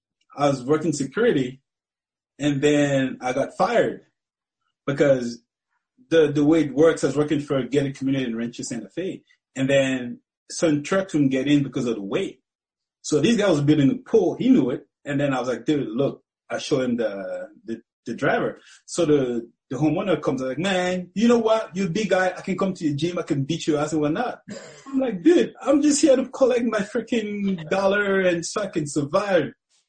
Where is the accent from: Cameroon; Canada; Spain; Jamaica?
Cameroon; now in United States; You know, it's totally different. You know, it's it's different. You know, people are more out there. Because when I first moved to America, you know, I'll go to the street. I'll never see anybody.